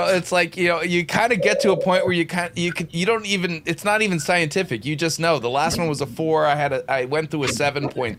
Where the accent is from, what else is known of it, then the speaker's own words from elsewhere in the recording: Southern California, United States; moved away; I grew up in Southern California, raised my kids in Southern California